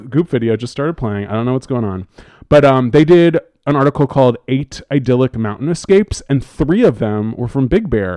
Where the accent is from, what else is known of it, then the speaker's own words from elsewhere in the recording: Bay Area, California, United States; now in Los Angeles, United States; my family, you know, we're from the Bay Area